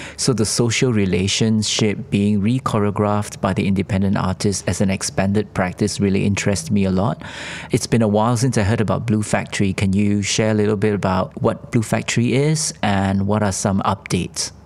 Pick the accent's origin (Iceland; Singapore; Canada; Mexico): Singapore; I'm from Singapore and we are called the Switzerland of Asia